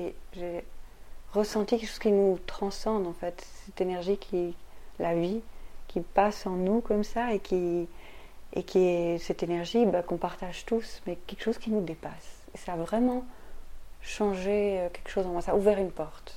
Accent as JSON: {"language": "French", "country": "Belgium", "also_born_or_lived": "Brussels", "said": "je suis belge, je vis ici à Bruxelles"}